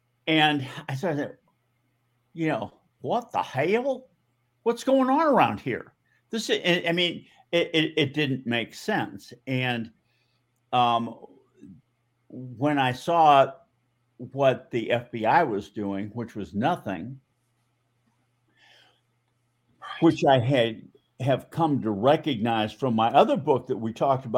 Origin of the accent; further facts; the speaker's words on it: Newton, Massachusetts, United States; I grew up in Boston in the suburb of Newton.